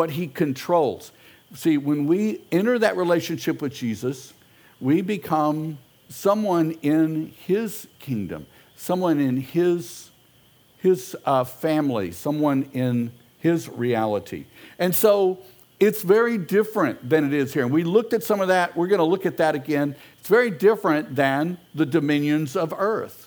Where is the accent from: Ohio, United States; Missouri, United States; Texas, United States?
Texas, United States; Houston; I'm an American, I'm a Houstonian